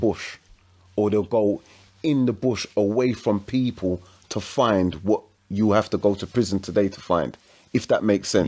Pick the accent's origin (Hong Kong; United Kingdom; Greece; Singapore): United Kingdom; London; also born or lived in Woodford; I'm from Hackney. I went to school in Woodford.